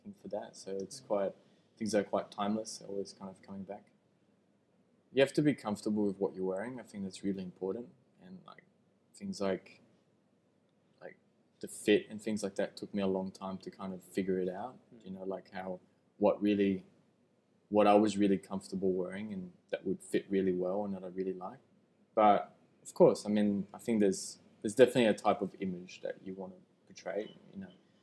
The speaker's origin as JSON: {"language": "English", "country": "Switzerland", "tie": "born or raised there", "moved": "as an adult", "lives_now": "Australia", "said": "I grew up in Switzerland"}